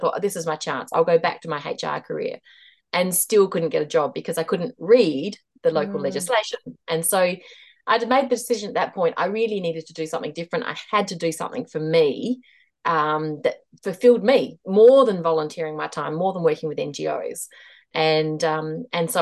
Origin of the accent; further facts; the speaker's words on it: Australia; moved away as an adult; also born or lived in Hong Kong / Mumbai, India / Delhi, India / Chongqing, China; now in New Zealand; I am Australian. We are now living in New Zealand again